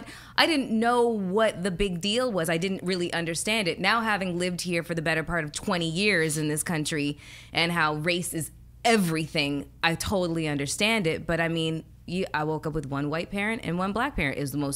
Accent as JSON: {"language": "English", "town": "Toronto", "region": "Ontario", "country": "Canada", "tie": "born or raised there", "lives_now": "United States", "said": "So, but just growing up in Canada, in Toronto, I had a completely different experience than my American counterparts."}